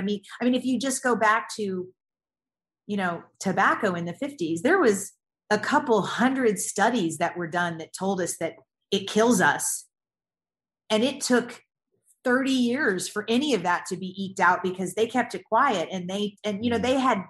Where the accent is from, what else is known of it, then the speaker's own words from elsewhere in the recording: the South, United States; I grew up in the South, in the States